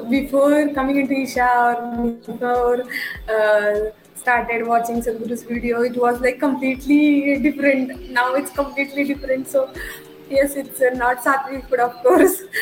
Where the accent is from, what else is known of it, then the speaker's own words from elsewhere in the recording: Sangli, Maharashtra, India; moved away as an adult; also born or lived in United Kingdom; now in Pune, India; hometown is in Sangli, which is like Sangli. about maybe 250 kilometers from Pune.